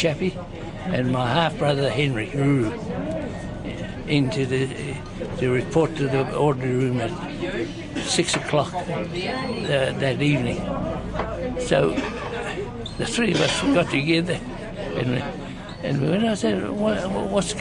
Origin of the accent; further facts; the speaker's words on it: New Zealand; I was brought up in Hawichi